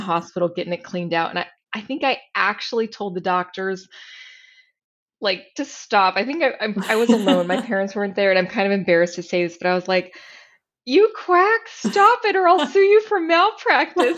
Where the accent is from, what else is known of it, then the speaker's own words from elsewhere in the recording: San Pasqual Valley, San Diego County, Southern California, United States; I grew up in Southern California, uh, out in the rural San Pasqual Valley. It's in San Diego County